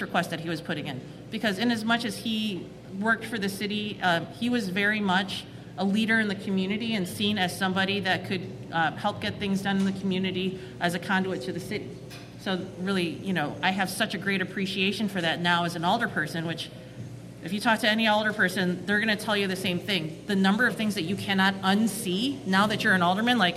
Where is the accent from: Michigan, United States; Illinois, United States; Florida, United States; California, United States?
Illinois, United States; Chicago; I'm born and raised Chicagoan. I grew up in Chinatown and Bridgeport, bounced between the two